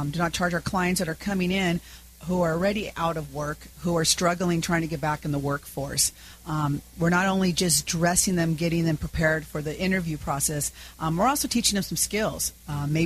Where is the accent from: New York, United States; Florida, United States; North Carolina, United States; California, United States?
California, United States; Santa Ana; I grew up in Santa Ana